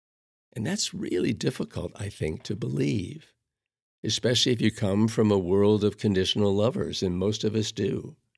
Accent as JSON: {"language": "English", "town": "Chicago", "region": "Illinois", "country": "United States", "tie": "born or raised there", "said": "as a Roman Catholic, I grew up in Chicago, and I was taught about sin"}